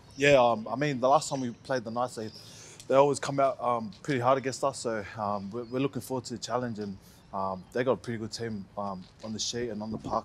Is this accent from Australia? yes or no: yes; New South Wales, Australia; I was born here in New South Wales, so I'm a blue